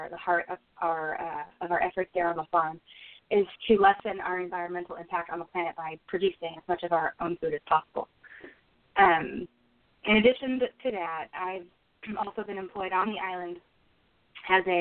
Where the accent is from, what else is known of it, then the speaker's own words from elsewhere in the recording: Berkeley, California, United States; born there; so, I was born in Berkeley, California.